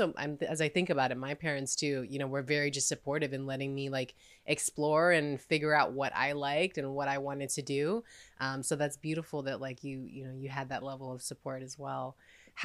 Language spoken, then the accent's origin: English; Texas, United States; moved away as an adult; now in New York, United States; I grew up in Texas, and then like I've lived in New York for like almost like 10, 11 years now